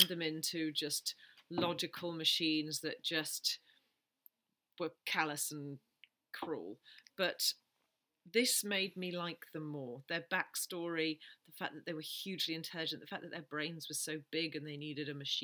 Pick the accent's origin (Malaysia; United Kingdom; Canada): United Kingdom; We're British